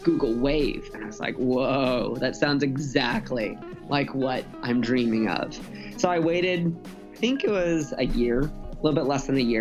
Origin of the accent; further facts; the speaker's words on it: San Diego, California, United States; also born or lived in Los Angeles / Utah; now in San Francisco, United States; I grew up in San Diego